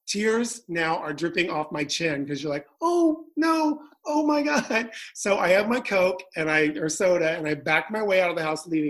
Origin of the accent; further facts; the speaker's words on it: New York, United States; also born or lived in Malibu; as a New Yorker, I never get to drive anywhere